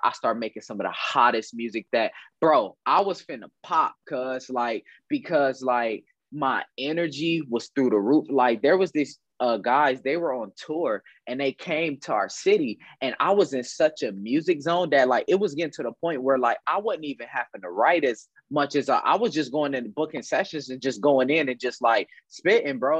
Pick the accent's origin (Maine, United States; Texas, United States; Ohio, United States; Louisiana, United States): Ohio, United States; Dayton; I'm from Dayton, Ohio. Uh, I uh, grew up on the west side of Dayton